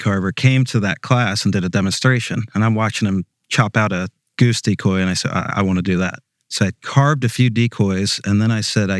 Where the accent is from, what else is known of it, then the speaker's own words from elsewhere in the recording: Cape May, New Jersey, United States; moved away as an adult; now in St. Michaels, Maryland, United States; my wife and I moved here almost 3 years ago from Cape May, New Jersey.